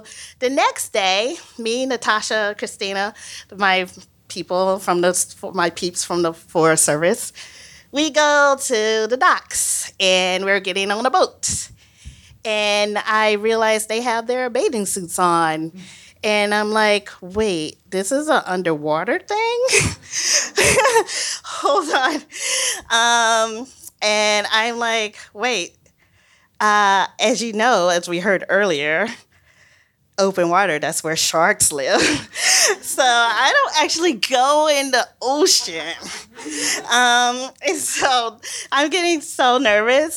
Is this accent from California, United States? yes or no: no; Mississippi, United States; I'm from Mississippi